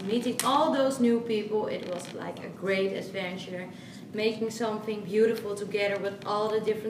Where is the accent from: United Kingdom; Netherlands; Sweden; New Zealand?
Netherlands; I come from the Netherlands